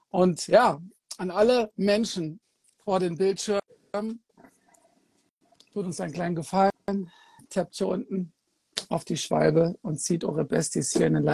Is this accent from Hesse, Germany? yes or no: yes; Kassel, Hesse, Germany; immer wenn ich {S1} nach Nordhessen fahre, also nach Kassel in meiner Heimatstadt